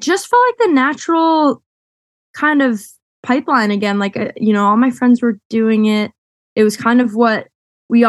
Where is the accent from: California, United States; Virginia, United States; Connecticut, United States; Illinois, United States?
Connecticut, United States; Westport; now in New York City, United States; living and growing up in Westport was really wonderful